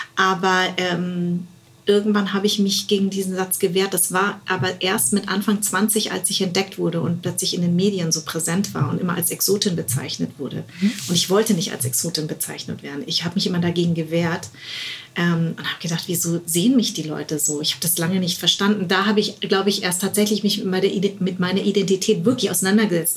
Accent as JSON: {"language": "German", "region": "West Germany", "country": "Germany", "tie": "born or raised there", "said": "Deswegen bin ich auch in Westdeutschland groß geworden"}